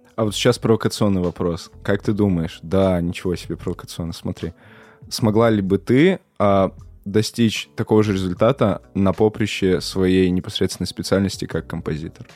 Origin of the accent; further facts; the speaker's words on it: Perm, Perm Krai, Russia; я сам из Перми